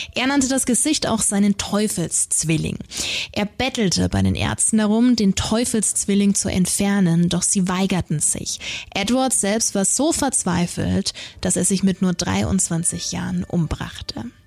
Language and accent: German; Nuremberg, Bavaria, Germany; hier bei uns in Nürnberg